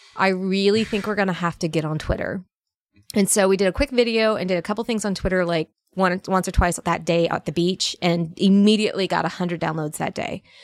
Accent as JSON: {"language": "English", "region": "Northern Virginia", "country": "United States", "tie": "born or raised there", "also_born_or_lived": "Alabama", "moved": "as an adult", "said": "I grew up in Northern Virginia, a very bougie, uh, Northern Virginia town."}